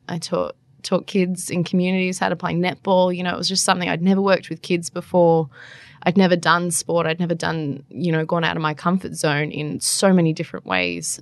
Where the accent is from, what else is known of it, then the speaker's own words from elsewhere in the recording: Central Coast, New South Wales, Australia; moved away as an adult; also born or lived in Darwin; now in Canberra, Australia; I spent most of my life growing up on the central coast